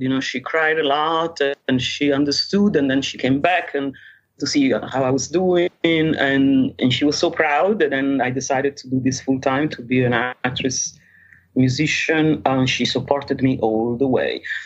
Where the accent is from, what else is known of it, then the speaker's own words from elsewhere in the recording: Rome, Lazio, Italy; moved away; I was born in Rome